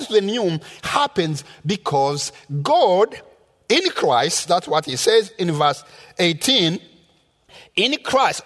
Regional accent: Rwanda; moved away; I was born in Rwanda in the rural area where I had never seen a white man until I was 14 years old

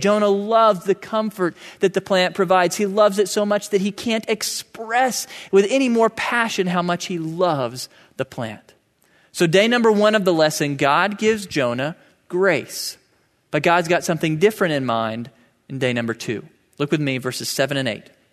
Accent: United States; I'm an American

